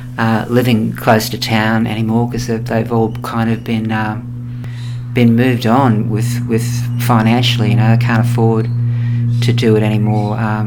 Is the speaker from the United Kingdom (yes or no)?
no; Brisbane, Queensland, Australia; I grew up in Boundary Street, Spring Hill, here in Brisbane, sort of on the border of Spring Hill, the Fortitude Valley and the city, sort of right on the border. Yeah, it was a very nice place to grow up.